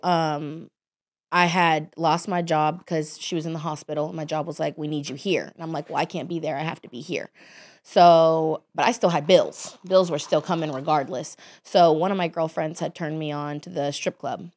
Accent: Dallas, Texas, United States; I grew up in Dallas, Texas

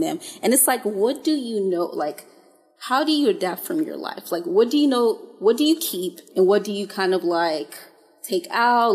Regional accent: Haiti; now in United States; I'm originally from Haiti

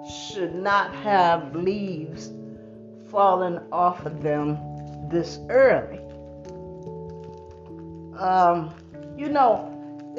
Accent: New Jersey, United States; I'm from New Jersey

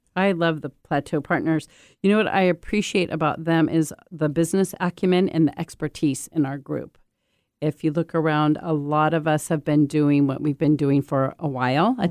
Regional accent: United States; also born or lived in Japan; I'm an American exchange student

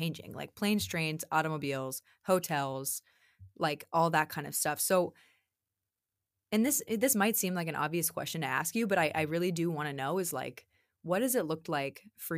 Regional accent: the South, United States; accent: Southern; So now my Southern accent, my Southern roots are going to come out.

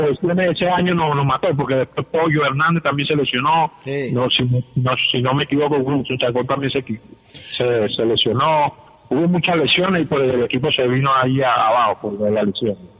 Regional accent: Puerto La Cruz, Anzoátegui, Venezuela; Y yo le digo, no, de Puerto La Cruz

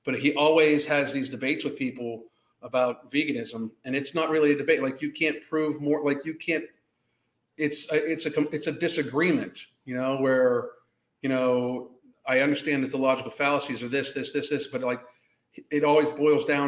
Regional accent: Western Pennsylvania, United States; when I grew up in Western Pennsylvania

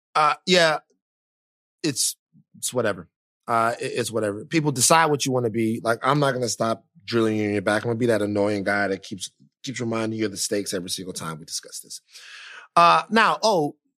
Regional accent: Louisiana, United States; I am from Louisiana

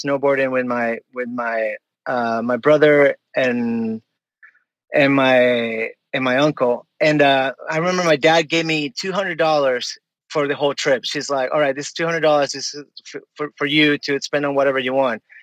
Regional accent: Caracas, Capital District, Venezuela; English is a second language; moved away as an adult; also born or lived in Miami, Florida, United States; now in New York, United States; I grew up in Caracas. Caracas is where I lived there. Yeah, 17 years.

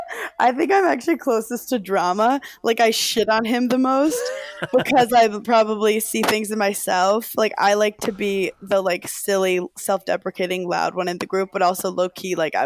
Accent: New York City, New York, United States; I'm from Brooklyn, so I love it.

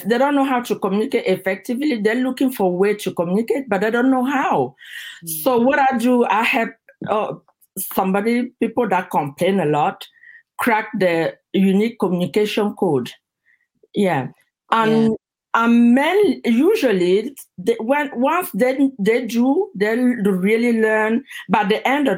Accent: Cameroon; moved away as an adult; now in United States; I'm originally from Cameroon

